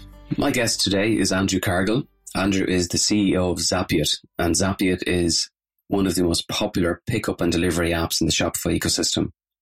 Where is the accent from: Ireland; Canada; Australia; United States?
Ireland; In true Irish style